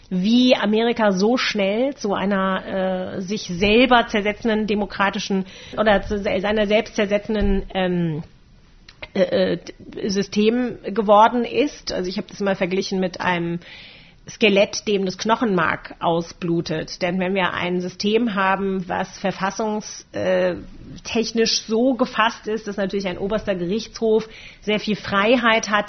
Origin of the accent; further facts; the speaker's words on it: Germany; ich bin äh, in einer Generation aufgewachsen hier in Deutschland